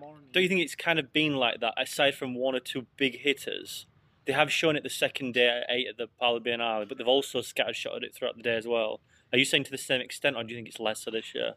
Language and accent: English; England, United Kingdom; I'm English